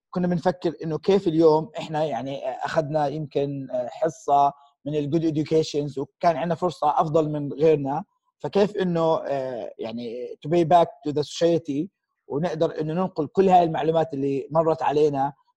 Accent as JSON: {"language": "Arabic", "country": "Jordan", "said": "احنا كاردنيين الاصل"}